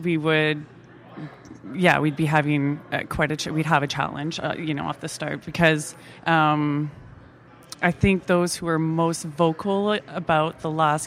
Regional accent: Timmins, Ontario, Canada; born and raised in Timmins.

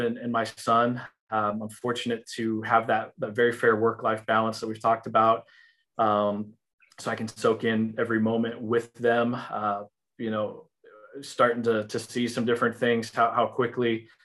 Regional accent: Illinois, United States; now in Texas, United States; I grew up in Illinois

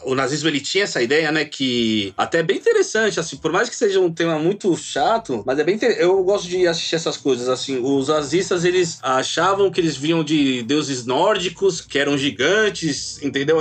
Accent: Brazil; nós somos brasileiros

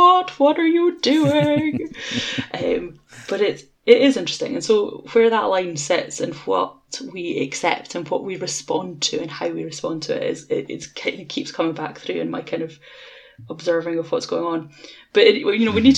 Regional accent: Edinburgh, Scotland, United Kingdom; I'm from Edinburgh

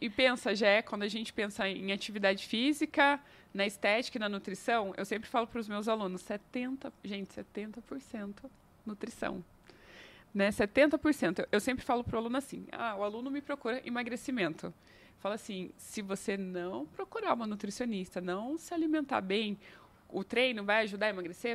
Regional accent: interior of São Paulo, Brazil; now in Curitiba, Brazil; eu sou do interior de São Paulo

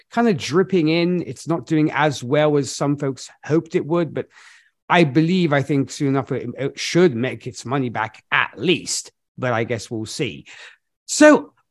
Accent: Milan, Lombardy, Italy; Milan, my hometown

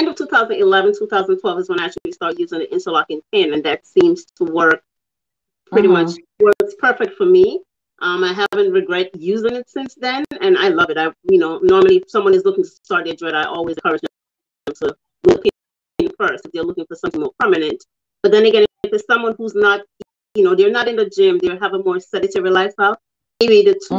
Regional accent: Jamaica; I'm from Jamaica where, you know, it's worn a lot by people there

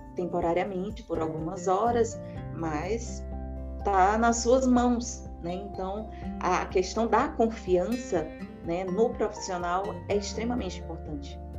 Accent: Teresina, Piauí, Brazil; moved away as an adult; now in São Paulo, Brazil; Eu sou natural de Teresina, no Piauí

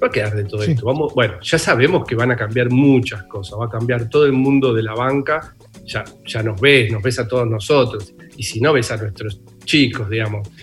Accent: Bernal, Buenos Aires Province, Argentina; nací en una familia de clase media, en un barrio de Bernal, divino, crié en un lugar hermoso

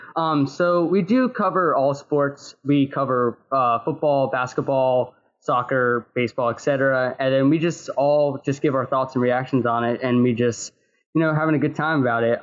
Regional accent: North Carolina, United States; we're from North Carolina

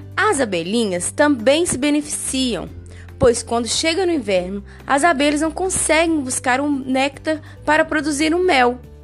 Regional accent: Brazil; nós brasileiros

